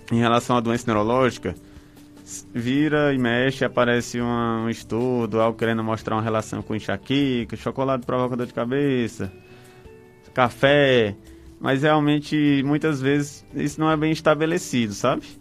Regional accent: Brejo Santo, Ceará, Brazil; E Brejo Santo, eu sou de Brejo Santo

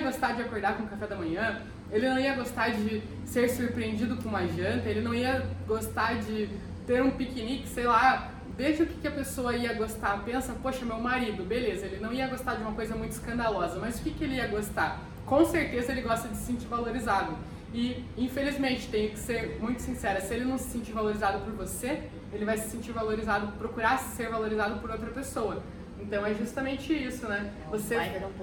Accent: Curitiba, Paraná, Brazil; Eu sou de Curitiba

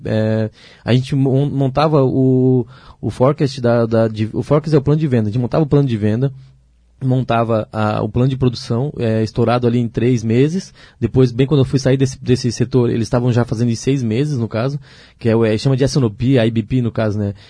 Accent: Ilhota, Santa Catarina, Brazil; eu sou natural de Ilhota, né? Ilhota, cidade de, aqui perto de Blumenau

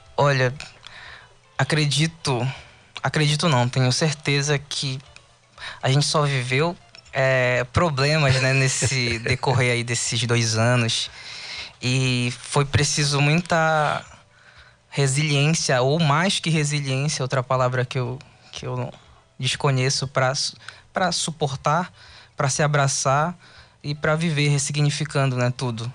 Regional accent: Tucuruí, Pará, Brazil; moved away as an adult; also born or lived in Cametá; now in Belém, Brazil; Eu nasci em Cametá depois eu fui para Tucuruí, depois eu vim para Belém

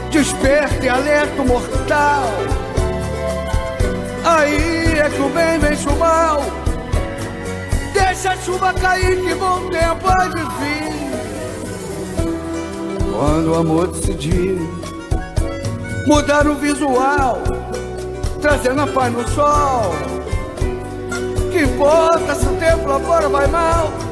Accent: Rio de Janeiro, Brazil; sou de Irajá. Olha, fica falando que eu sou de Xerém. Também sou de Xerém. Sou do Rio de Janeiro, né?

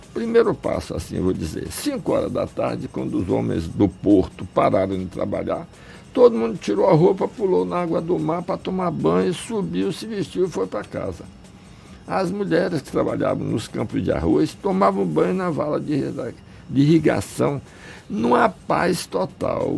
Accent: Salvador, Bahia, Brazil; also born or lived in Ukraine; Eu nasci na Ucrânia, onde só tinha plantação de trigo e centeio. Meu pai era agrônomo, trabalhava no interior, mas cheguei aqui na Bahia e onde a gente foi parar? Em Salvador, na beira do mar

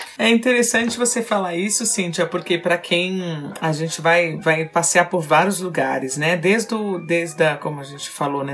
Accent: Brazil; nós somos como brasileiros

